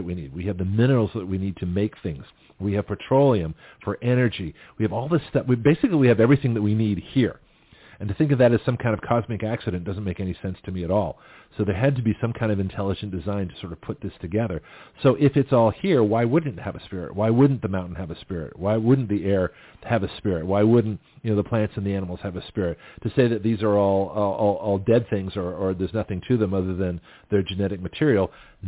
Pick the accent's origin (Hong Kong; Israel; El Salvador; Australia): Australia; now in United States; Because I was judged, you know, coming to this country as an Australian, basically, and was a minority of one.